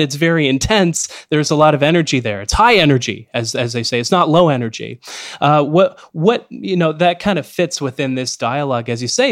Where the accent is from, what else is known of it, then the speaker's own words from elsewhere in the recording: Canada; especially as a Canadian speaking to you from Canada